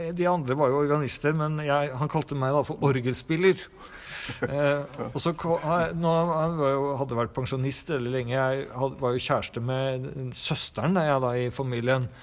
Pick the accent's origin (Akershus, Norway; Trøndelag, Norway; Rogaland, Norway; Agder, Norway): Trøndelag, Norway; Trondheim; moved away; also born or lived in Siljan, Telemark; jeg vokste opp i Trondheim